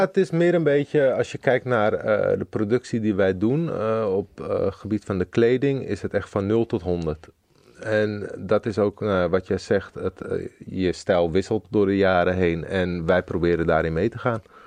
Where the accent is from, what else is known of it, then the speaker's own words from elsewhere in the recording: Zoetermeer, South Holland, Netherlands; ik kom uit Zoetermeer.